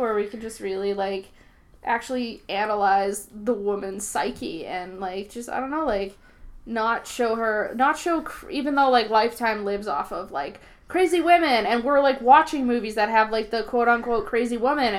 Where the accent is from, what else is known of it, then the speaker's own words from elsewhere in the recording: Boston, Massachusetts, United States; I'm from Boston, so I'm going to be dropping some eyes. And like, I got a review before that somebody thought my accent was grating